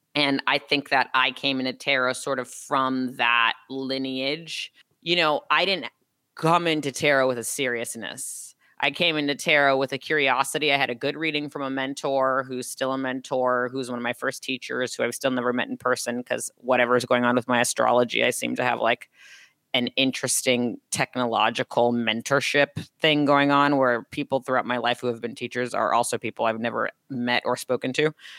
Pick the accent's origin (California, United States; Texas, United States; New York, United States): California, United States; Los Angeles; I'm from Los Angeles